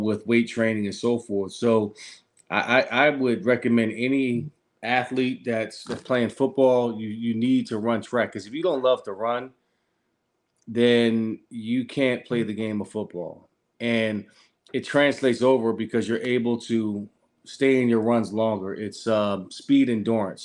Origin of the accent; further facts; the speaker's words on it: Philadelphia, Pennsylvania, United States; Growing up in Philadelphia with my mother and my father